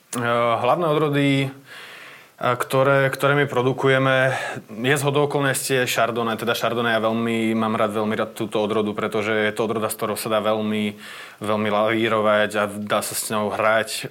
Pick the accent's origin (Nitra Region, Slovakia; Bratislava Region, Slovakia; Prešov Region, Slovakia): Bratislava Region, Slovakia; Čataj; also born or lived in Podmanín (family ancestry); my brigantovci tu z Čataja, a pochádzame z Podmanina